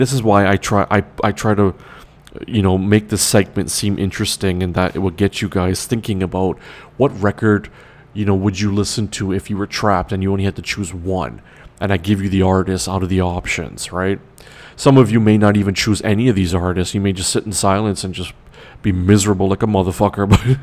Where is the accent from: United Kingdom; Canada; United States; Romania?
Canada; Toronto, Ontario; West side of Toronto is Rexdale, where I'm from originally. Yes, I'm Trinidadian, but I was born in Toronto, the west side.